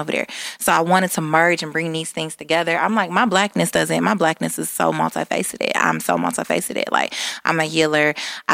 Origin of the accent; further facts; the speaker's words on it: Detroit, Michigan, United States; we are from the East Side